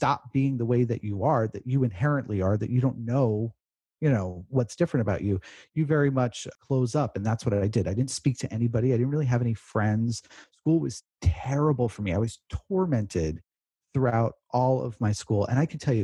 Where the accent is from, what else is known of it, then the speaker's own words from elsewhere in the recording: New York, United States; I grew up in New York, kindergarten, first grade